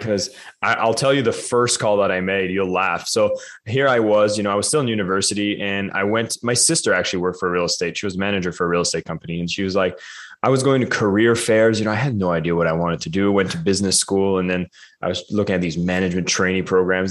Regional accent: Canada; as a Canadian

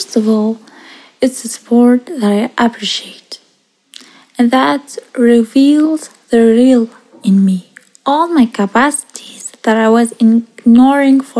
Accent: Switzerland; also born or lived in Iraq; I live in Switzerland. Actually, I was born in Iraq and I came to Switzerland when I was 9 years old.

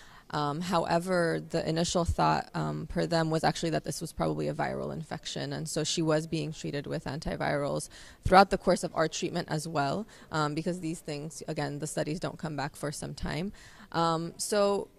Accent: Los Angeles, California, United States; also born or lived in Loma Linda; I'm from Los Angeles

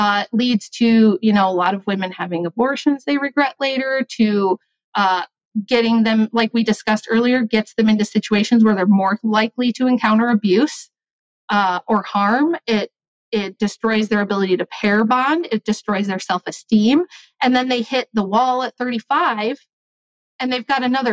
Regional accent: United States; being American

